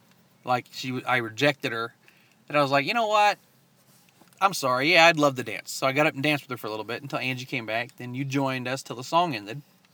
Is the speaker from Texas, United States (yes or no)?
yes; Dallas, Texas, United States; We're from Dallas, too.